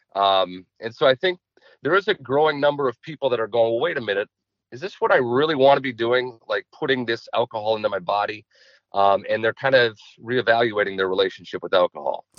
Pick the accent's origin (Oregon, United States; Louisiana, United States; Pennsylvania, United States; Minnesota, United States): Minnesota, United States; Chaska; I grew up in Chaska